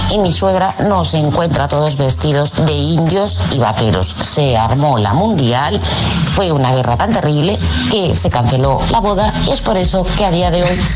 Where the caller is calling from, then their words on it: Valencia, Valencian Community, Spain; de Valencia